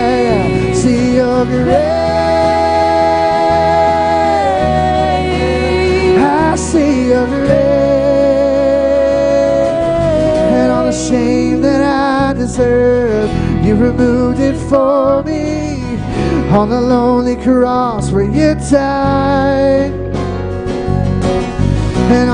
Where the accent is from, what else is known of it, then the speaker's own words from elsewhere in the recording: the South, United States; I'm from the South.